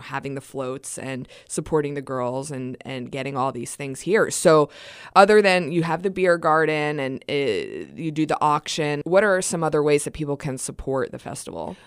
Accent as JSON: {"language": "English", "region": "East Coast", "country": "United States", "moved": "as an adult", "lives_now": "Wenatchee, United States", "said": "I'm not originally from Wenatchee. I'm not originally from Washington State. I'm from the East Coast."}